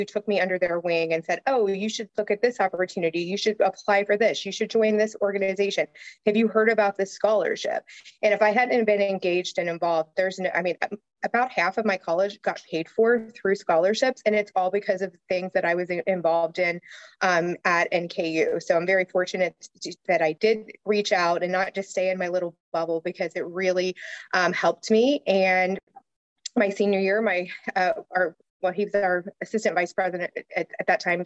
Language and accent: English; Newport, Kentucky, United States; I was born in Northern Kentucky. I grew up in Newport, Kentucky